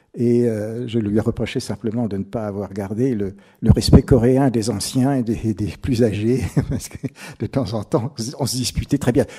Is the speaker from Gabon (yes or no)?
no; France; moi, je suis français